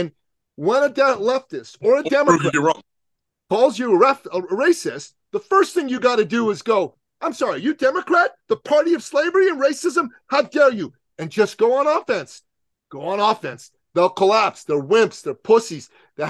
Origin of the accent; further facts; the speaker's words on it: Canada; Even though I'm a Canadian, I'm the most American Canadian you're going to meet.